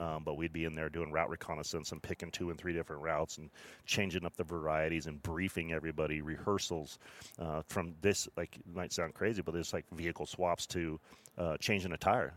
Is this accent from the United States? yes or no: yes; Mammoth Lakes / June Lake area, Sierra Nevada, California, United States; I grew up in the Sierra Nevada mountains here just south of Reno in a, in a mammoth June Lake area